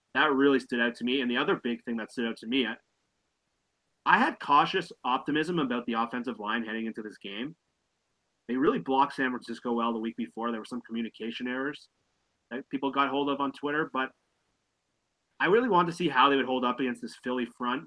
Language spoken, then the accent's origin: English; Canada; I'm a Canadian